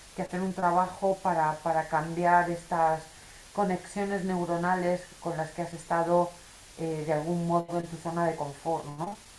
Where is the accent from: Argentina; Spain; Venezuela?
Spain; soy española